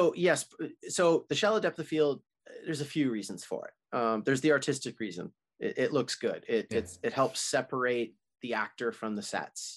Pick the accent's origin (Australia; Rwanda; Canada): Canada; as a Canadian boy